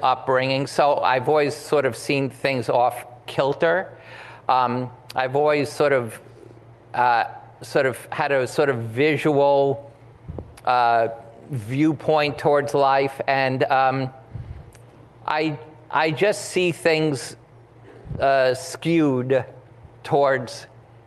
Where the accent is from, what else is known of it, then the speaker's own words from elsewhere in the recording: New York City, New York, United States; growing up in Washington Heights